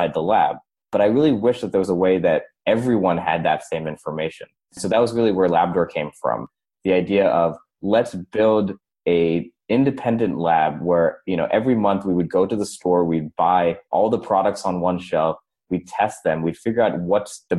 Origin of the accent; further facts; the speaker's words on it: St. Louis, Missouri, United States; I was born and raised in St. Louis, Missouri